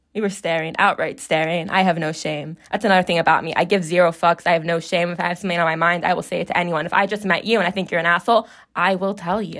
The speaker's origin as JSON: {"language": "English", "town": "Chicago", "region": "Illinois", "country": "United States"}